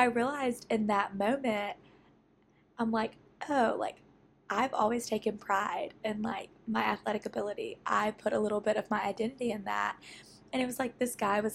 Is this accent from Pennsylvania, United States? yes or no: no; Jackson, Mississippi, United States; I live in my hometown